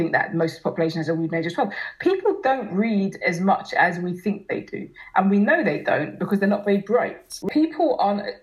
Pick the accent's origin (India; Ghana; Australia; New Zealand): Ghana; now in Enfield, United Kingdom; I'm from Ghana